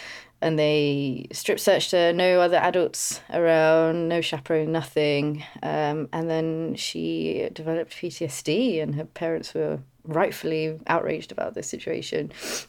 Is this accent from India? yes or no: yes; India; often I got mistaken for like being European, Greek, Italian, odd things before. And I'm like, no, I'm Indian.